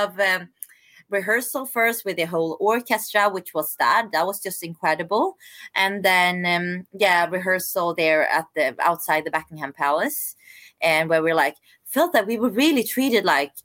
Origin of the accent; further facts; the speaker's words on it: Sweden; also born or lived in South Korea / London, United Kingdom; I'm adopted from South Korea. So I came to Sweden when I was like 5.5 months. So unfortunately I don't speak any Korean, but yeah, I'm definitely Swedish